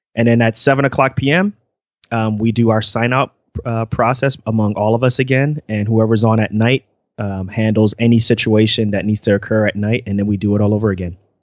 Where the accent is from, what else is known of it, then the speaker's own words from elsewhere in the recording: United States; moved away; also born or lived in central Pennsylvania; I am originally from the New York, New Jersey area